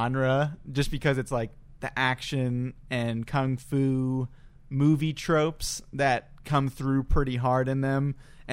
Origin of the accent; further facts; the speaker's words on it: United States; being an American